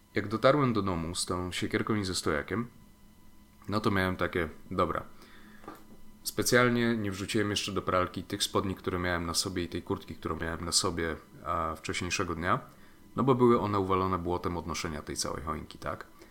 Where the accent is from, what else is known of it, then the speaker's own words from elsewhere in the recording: Lower Silesian Voivodeship, Poland; moved away; do mojej rodzinnej miejscowości na Dolnym Śląsku